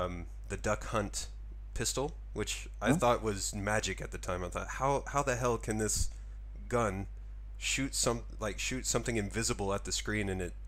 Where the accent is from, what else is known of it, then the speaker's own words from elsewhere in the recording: small town near Dallas–Fort Worth, Texas, United States; now in Japan; I'm from a really small town, but I just say I live close to Dallas, Fort Worth